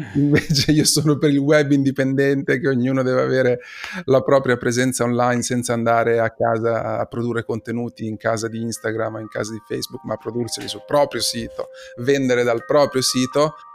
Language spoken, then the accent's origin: Italian; Imola, Emilia-Romagna, Italy; io sono di Imola